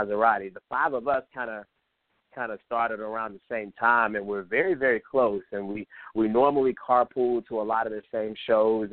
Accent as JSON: {"language": "English", "town": "Atlanta", "region": "Georgia", "country": "United States", "tie": "born or raised there", "said": "I am literally from the SWAT of Atlanta, Georgia"}